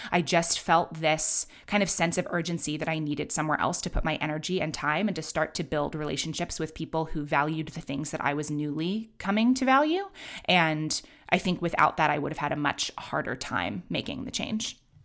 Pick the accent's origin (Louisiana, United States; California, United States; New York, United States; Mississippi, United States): New York, United States; New York City; also born or lived in London; I grew up in Manhattan